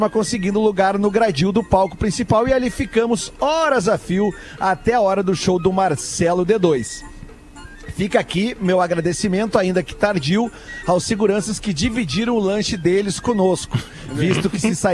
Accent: Santa Maria, Rio Grande do Sul, Brazil; tenho 31 anos e sou de Santa Maria, Rio Grande do Sul.

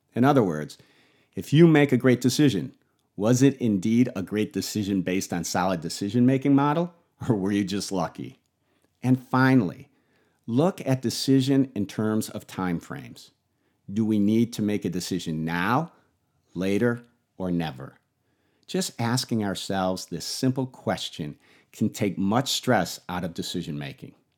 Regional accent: Buffalo, New York, United States; I grew up in Buffalo

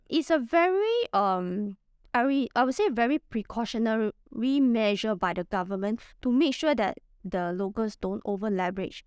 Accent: Singapore; I'm from Singapore, and I'm a property investor

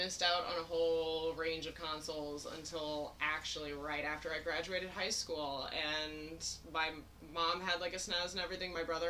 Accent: Chicago, Illinois, United States; also born or lived in Washington, D.C. / former Soviet Union / South America; I grew up as a diplomat brat, so while I'm nominally from Chicago, I was born in D.C. while my parents were stationed there, and then grew up all over the former Soviet Union, South America.

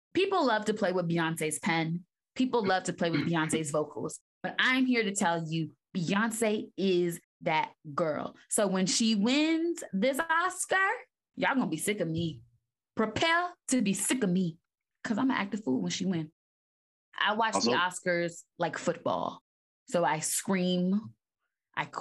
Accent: United States; us as everyday American people

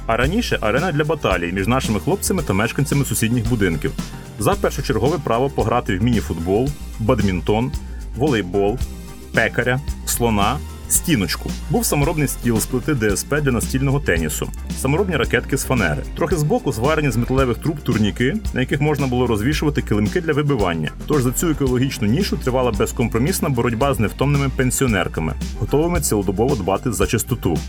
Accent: Lviv, Lviv Oblast, Ukraine; В Стрийському парку гімназистами ми ходили на уроки фізкультури в місцеву дю США

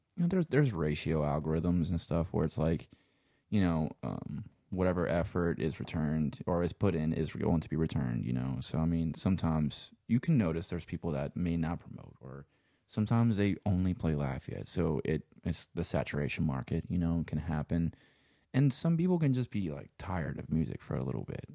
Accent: Louisiana, United States; accent: Cajun; also born or lived in Los Angeles; I'm from Louisiana.

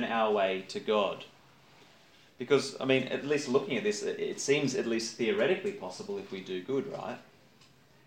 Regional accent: Campbelltown, New South Wales, Australia; I grew up in Campbelltown

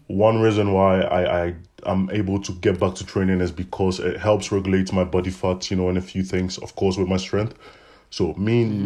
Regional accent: Ghana; moved away as an adult; now in Ghent, Belgium; I come from Ghana, West Africa. I've been in Belgium for the past five years

